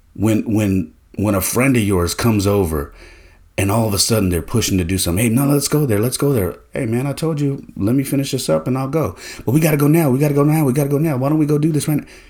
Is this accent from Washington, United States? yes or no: no; Bay Area, Northern California, United States; I'm from California, uh, more specifically Northern California in the Bay Area